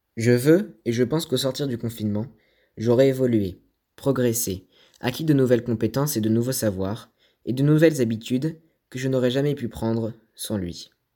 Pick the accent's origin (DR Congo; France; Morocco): Morocco; also born or lived in Casablanca; Je suis né au Maroc